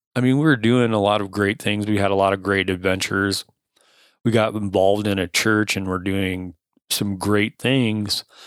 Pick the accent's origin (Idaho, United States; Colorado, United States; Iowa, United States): Iowa, United States; Cedar Rapids; I was born in Cedar Rapids, Iowa, raised in Cedar Rapids, Iowa for most of my childhood